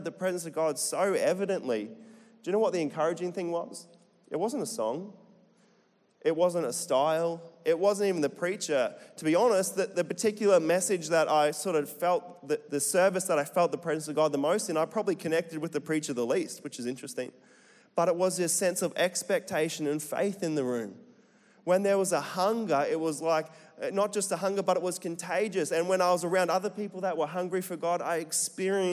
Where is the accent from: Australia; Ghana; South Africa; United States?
Australia; Central Queensland; accent: Bogan; Central Queensland, born and bred